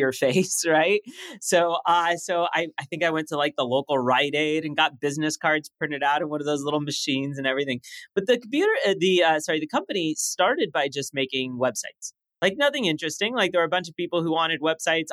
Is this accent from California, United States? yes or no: yes; Los Angeles, California, United States; first language French; English is a second language; also born or lived in Paris, France; I'm growing up in Los Angeles with this like thick French accent